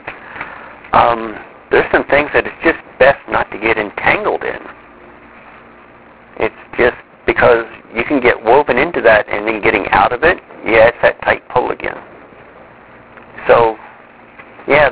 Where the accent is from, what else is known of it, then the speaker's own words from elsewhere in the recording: Midwest, United States; I grew up in the Midwest